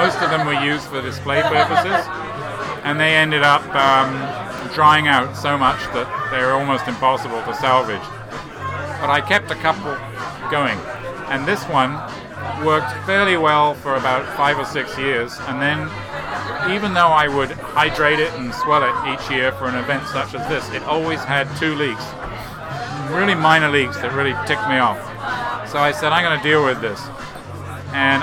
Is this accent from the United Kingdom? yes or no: yes; England, United Kingdom; in spite of being English